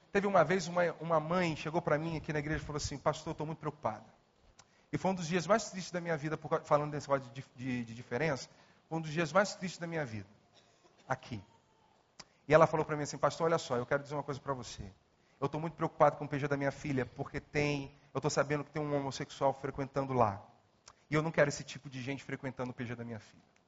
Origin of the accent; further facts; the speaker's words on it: Nova Iguaçu, Rio de Janeiro, Brazil; Nasci em Nova Iguaçu